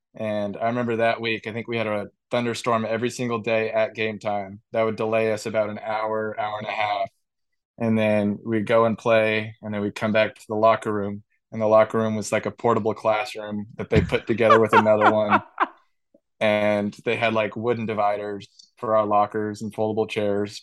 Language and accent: English; San Diego, California, United States; growing up in San Diego